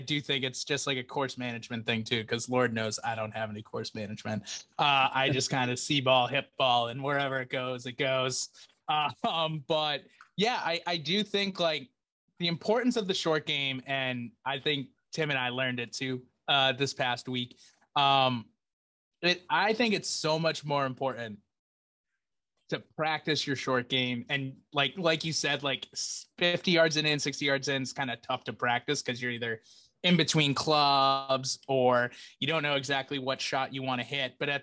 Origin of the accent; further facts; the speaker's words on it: United States; we're from Massachusetts, and Rhode Island.